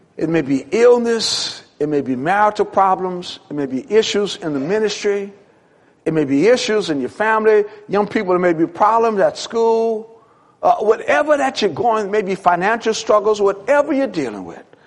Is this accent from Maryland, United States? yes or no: no; New Orleans, Louisiana, United States; When I was a little kid, kid growing up in New Orleans